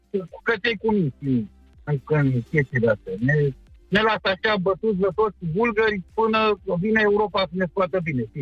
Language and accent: Romanian; Romania; Deci eu sunt un român căsătorit cu o țigancă, da?